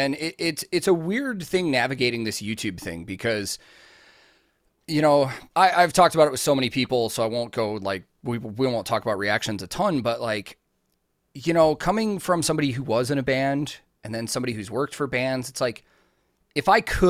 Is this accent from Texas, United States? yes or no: no; Chicago, Illinois, United States; now in Nashville, United States; I grew up in the Chicago music scene my whole life, like, until I moved to Nashville.